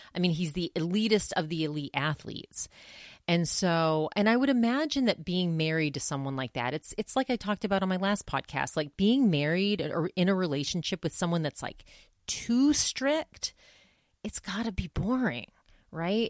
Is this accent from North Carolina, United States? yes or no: no; Maine, United States; moved away; also born or lived in New Hampshire / Massachusetts / Vermont; I grew up in Maine